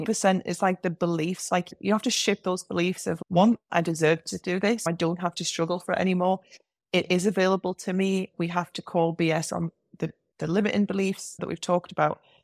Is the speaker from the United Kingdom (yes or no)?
yes; England, United Kingdom; accent: English; my English accent